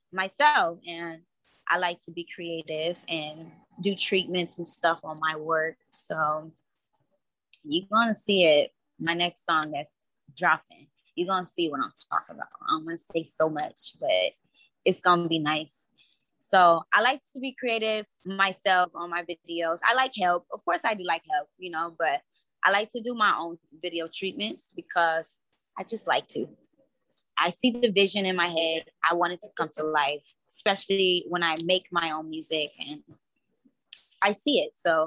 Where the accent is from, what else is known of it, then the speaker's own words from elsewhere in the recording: Cincinnati, Ohio, United States; moved away as an adult; now in California, United States; I'm from Cincinnati. I've been out here in California for like about 3 years. I moved out here when I was 21.